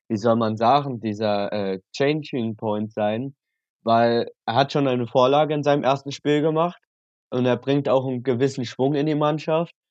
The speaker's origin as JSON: {"language": "German", "town": "Cologne", "region": "North Rhine-Westphalia", "country": "Germany", "said": "Also Leverkusen diese Saison, gut als Kölner, äh, Köln lacht man da über diese Situation, da freut man sich natürlich."}